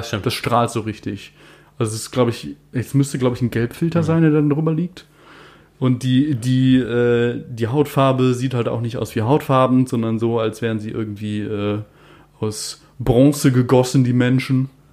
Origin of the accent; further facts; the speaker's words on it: Germany; als Deutscher